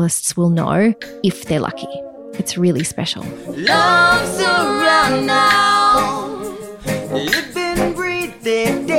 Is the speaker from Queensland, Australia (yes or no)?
no; Wagga Wagga, New South Wales, Australia; I grew up in Wagga Wagga, the child of two teachers.